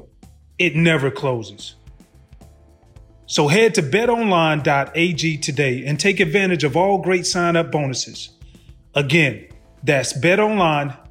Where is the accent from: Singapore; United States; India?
United States; Georgia; I'm from Georgia